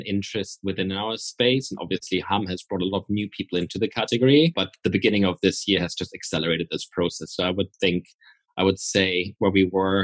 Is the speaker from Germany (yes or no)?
yes; Germany; moved away; also born or lived in Austria / Paris, France / United Kingdom; I'm originally from Austria and Germany. I'm half German, half Austrian. But I left Germany a long time ago